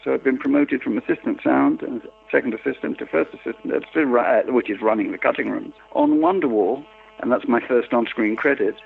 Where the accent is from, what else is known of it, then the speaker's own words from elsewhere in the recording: London, United Kingdom; I was a post-war baby, and I grew up in the in the East End of London